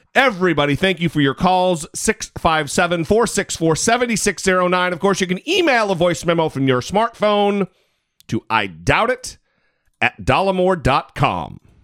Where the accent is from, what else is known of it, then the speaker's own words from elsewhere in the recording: Idaho, United States; moved away; I'm from Idaho.